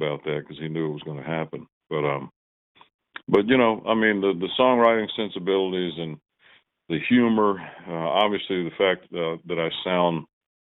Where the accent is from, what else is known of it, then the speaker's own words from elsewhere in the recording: just below Danville, Virginia, a little town in North Carolina, United States; moved away as an adult; now in Nashville, United States; Where I grew up is just below, kind of just below Danville, Virginia